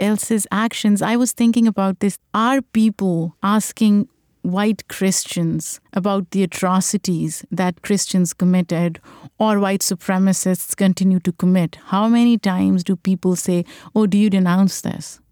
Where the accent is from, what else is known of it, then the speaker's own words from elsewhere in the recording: Pakistan; now in New York, United States; I grew up in Pakistan, I grew up in a country where I was part of the dominant population